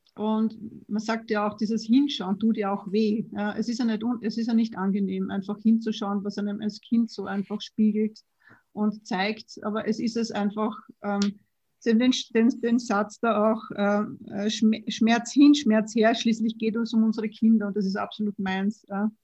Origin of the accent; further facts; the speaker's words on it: Vienna, Austria; Ich bin auch Wienerin